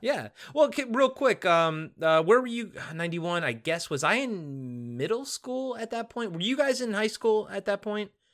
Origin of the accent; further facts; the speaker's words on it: Maryland, United States; I grew up in Maryland, so we were a, an Orioles household